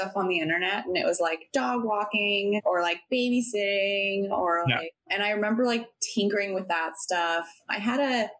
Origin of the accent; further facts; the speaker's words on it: Sacramento, California, United States; moved away as an adult; also born or lived in San Diego / Olympia / Seattle / San Francisco; I was born in San Diego and lived there till I was about 7. We lived in like 3 different houses for whatever reason. We ended up buying one. And then I think it got too expensive. So then we moved to Sacramento.